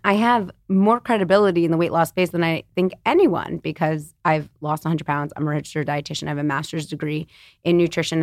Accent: New York City, New York, United States; I'm born and raised in New York City on the Upper West Side

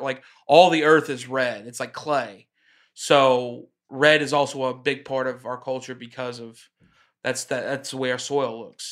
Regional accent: Oklahoma, United States; in my hometown, there's Czechoslovakian people

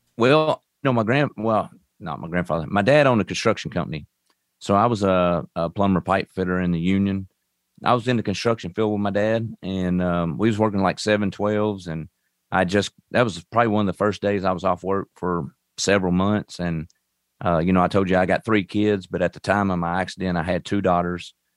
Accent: Owensboro, Kentucky, United States; I'm from Owensboro, Kentucky. uh, right on Western Kentucky, basically. Um, I was raised up on a farm

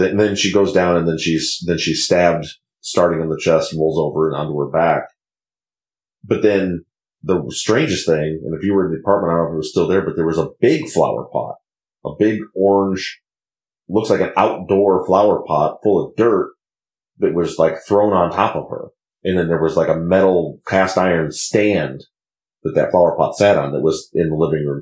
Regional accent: Michigan, United States; moved away; I'm from Michigan, so in Michigan we don't grow anything in the wintertime

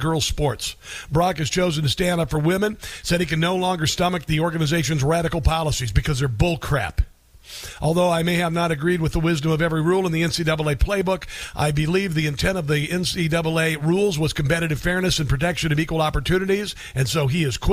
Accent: Iowa, United States; Iowa basketball, thank you very much, my home state

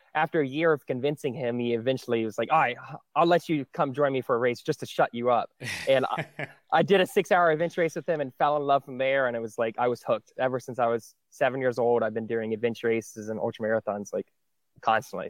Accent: Jacksonville, Florida, United States; moved away as an adult; now in Georgia, United States; I grew up in Florida for eighteen years, and as soon as I graduated high school, I moved up to Georgia

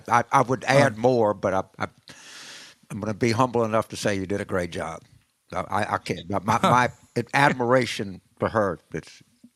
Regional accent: South Louisiana, United States; I grew up in South Louisiana and, you know, played sports and was in the Marine Corps

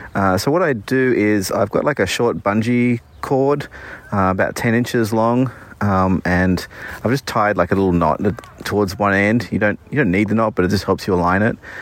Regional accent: Australia; moved away as an adult; now in Bay Area, United States; we're from Australia, and, uh, we moved here two years ago

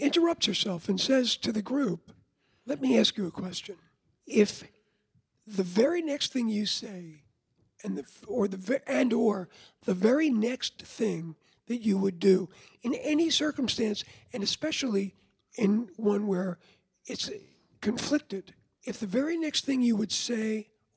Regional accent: Levittown, New York, United States; born or raised there; also born or lived in Lower East Side, Manhattan

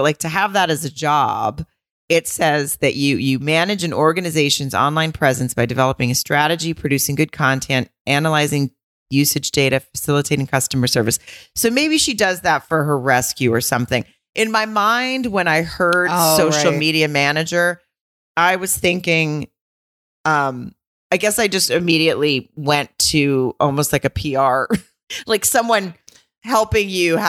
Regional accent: Arkansas, United States; I'm from Arkansas.

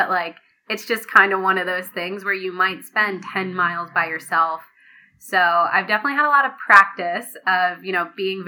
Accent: New Jersey, United States; moved away as an adult; now in Boston, United States; I'm from New Jersey

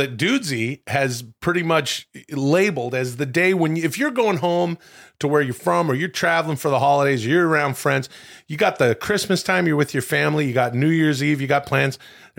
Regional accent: Ladner, British Columbia, Canada; Not me. I'm a Canadian guy where we have all Molson. Sorts of beer.

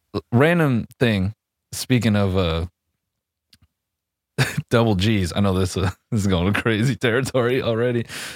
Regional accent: Tuscaloosa, Alabama, United States; I'm from Tuscaloosa, but you know, I saw the game was on earlier.

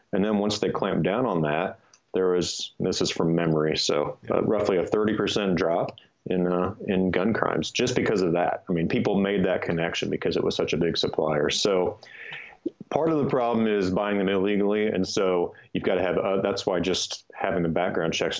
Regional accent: Kansas, United States; moved away as an adult; also born or lived in Los Angeles, California / Boulder, Colorado; And I grew up in Kansas, so I'm sort of used to that. But then I moved because of school to LA and then Boulder, Colorado

